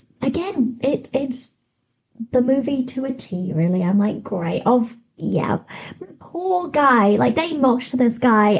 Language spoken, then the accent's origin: English; United Kingdom